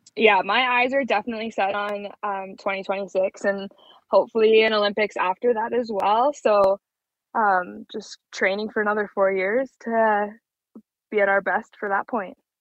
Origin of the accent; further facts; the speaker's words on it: Brandon, Manitoba, Canada; moved away as an adult; also born or lived in Plumas, Manitoba; now in Calgary, Canada; I was born in Brandon and spent all my summers and all my time down in Plumas